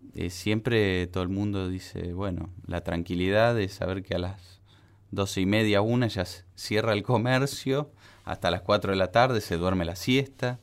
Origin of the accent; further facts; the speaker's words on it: Santa Fe, Argentina; moved away; mi infancia fue allá en Santa Fe, este, Ciudad Cordial